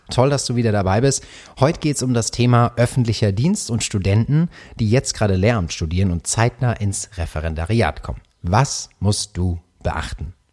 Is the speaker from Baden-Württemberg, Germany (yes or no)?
yes; Karlsruhe, Baden-Württemberg, Germany; bei mir, ich komme ja aus Karlsruhe und wir haben äh, dies, das Land Baden-Württemberg